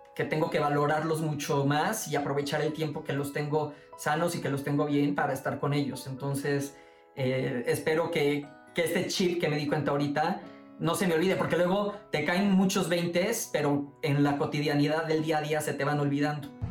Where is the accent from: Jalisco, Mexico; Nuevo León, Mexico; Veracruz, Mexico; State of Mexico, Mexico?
Veracruz, Mexico; Boca del Río; moved away as an adult; now in Mexico City, Mexico; mi, mi pueblito, mi boca del río, Veracruz